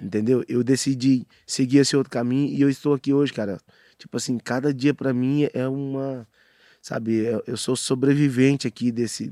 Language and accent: Portuguese; Aparecida de Goiânia, Goiás, Brazil; born or raised there; also born or lived in Arapoema, Tocantins